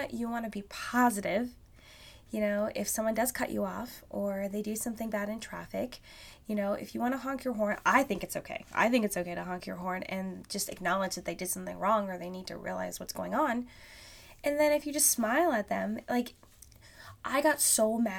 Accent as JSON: {"language": "English", "region": "Alaska", "country": "United States", "tie": "born or raised there", "moved": "yes", "lives_now": "Vancouver, Washington, United States", "said": "I grew up in Alaska"}